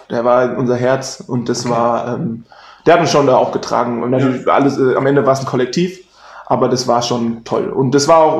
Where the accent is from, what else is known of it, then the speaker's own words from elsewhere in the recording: Darmstadt, Hesse, Germany; jetzt Tom ist aus Koblenz, okay, ich bin aus Darmstadt. Wir hatten auch noch ein paar andere aus Darmstadt, die immer mit mir gefahren sind, ähm, also aus der Region Darmstadt.